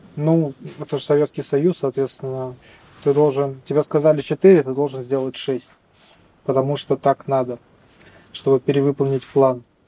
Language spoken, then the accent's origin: Russian; Saint Petersburg, Russia; moved away as an adult; now in Magadan Oblast, Russia; Да, я родился в Петербурге, там же обучался и теперь работаю здесь, в Магаданской области.